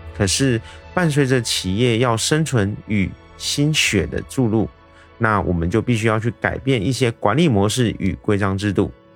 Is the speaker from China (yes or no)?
no; Taiwan; 我是一位来自台湾